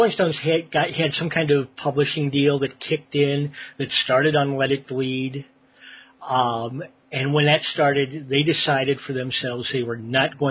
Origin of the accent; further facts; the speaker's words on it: St. Louis, Missouri, United States; moved away; I'm from the Midwest. I'm from St. Louis originally